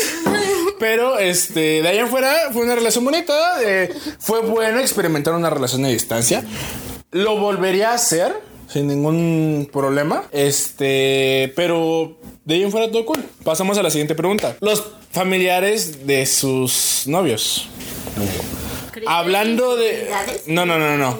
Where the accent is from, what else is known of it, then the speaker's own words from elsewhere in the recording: Querétaro, Mexico; soy de aquí de Querétaro